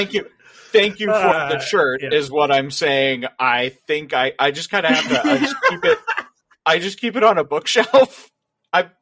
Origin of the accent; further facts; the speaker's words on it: Kansas City, United States; I'm obviously from Kansas City